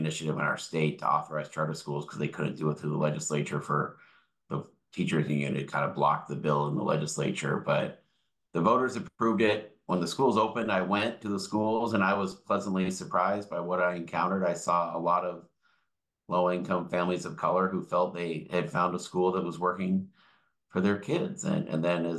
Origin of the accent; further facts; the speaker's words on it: Tukwila, Washington, United States; I grew up in Tukwila, which is kind of the town next to the airport in Seattle, and very diverse community.